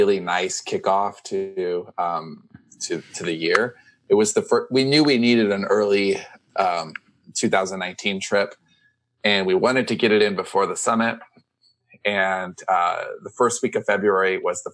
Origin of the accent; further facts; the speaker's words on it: Long Beach, California, United States; moved away; Long Beach instead of LAX, which is like my hometown